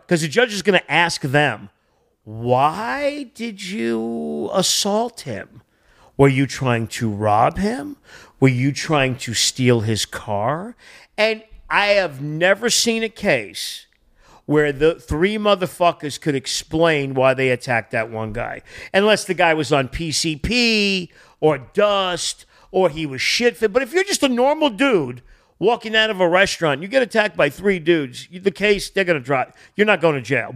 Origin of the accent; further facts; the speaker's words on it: Boston, New England, United States; also born or lived in Connecticut; now in Los Angeles, United States; I grew up in New England, Boston